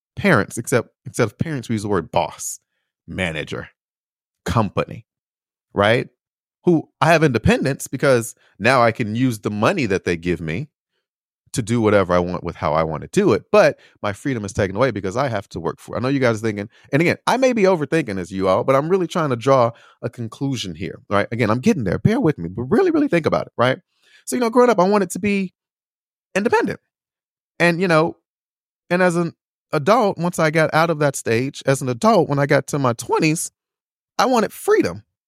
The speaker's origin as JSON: {"language": "English", "country": "United States", "tie": "born or raised there", "also_born_or_lived": "Chicago / Indiana / Beijing / Taiwan", "moved": "as an adult", "said": "I am American. I was born here. I was raised here"}